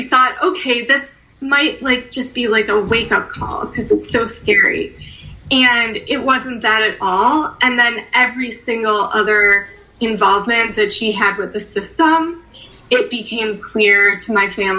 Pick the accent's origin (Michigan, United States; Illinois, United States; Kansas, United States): Illinois, United States; Chicago; also born or lived in Skokie, Illinois; I was born in Edgewater, and then we lived in Rogers Park. And then I went to high school in Skokie, so Niles West